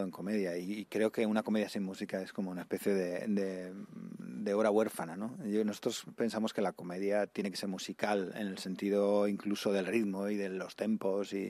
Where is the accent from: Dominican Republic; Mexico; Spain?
Spain; Benifaió, Valencian Community; tengo 33 años, soy de Benifayó